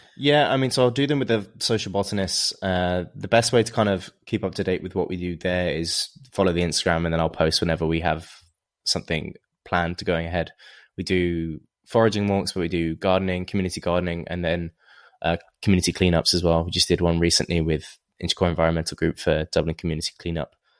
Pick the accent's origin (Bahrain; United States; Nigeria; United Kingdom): United Kingdom; England; moved away; in England where, where I'm from